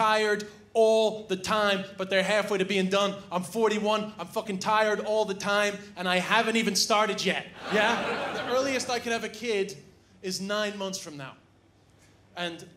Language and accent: English; Ireland; also born or lived in New York / China; I'm from New York, I grew up in Ireland, but I actually spent 2 years living in China